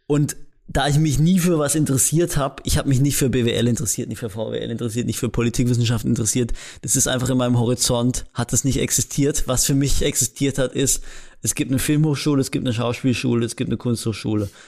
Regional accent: Rastatt, Baden-Württemberg, Germany; ich komme halt aus Rastatt, also aus so einem, aus so einer Kleinstadt

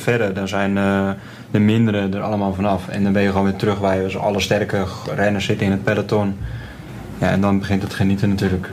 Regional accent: Netherlands; wij als Nederlanders

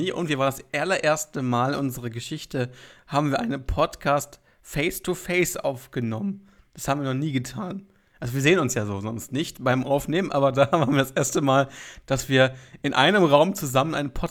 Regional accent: Lower Saxony, Germany; also als Niedersachse, finde ich, gehört man zu Norddeutschland

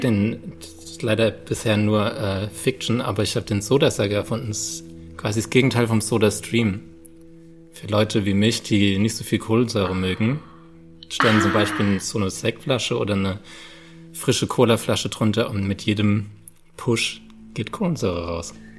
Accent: Landau, Rhineland-Palatinate, Germany; moved away; ich komme aus Landau, Landau in der Pfalz

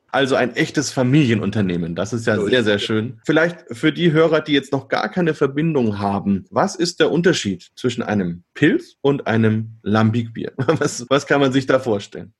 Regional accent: Bamberg, Bavaria, Germany; Ich komme ja aus Bamberg

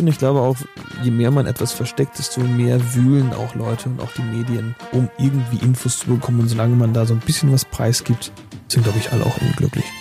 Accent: Northern Germany, Germany; die Nordtermine in der Nähe von meiner Heimat

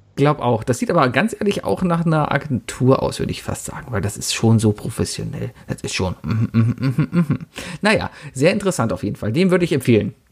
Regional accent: Cologne, North Rhine-Westphalia, Germany

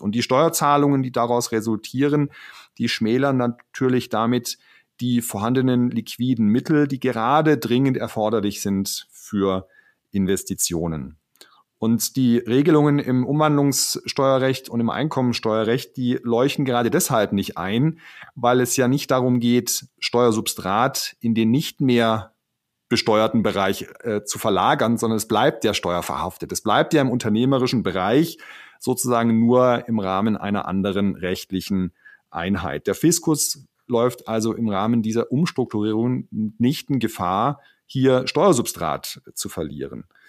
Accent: Baden-Württemberg, Germany; bei uns in Baden-Württemberg

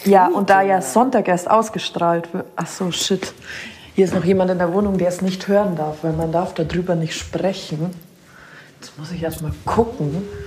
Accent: Munich, Bavaria, Germany; als Münchner

